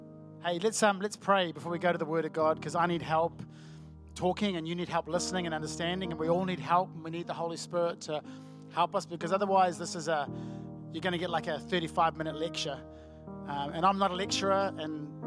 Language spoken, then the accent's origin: English; Auckland, New Zealand; I'm from Auckland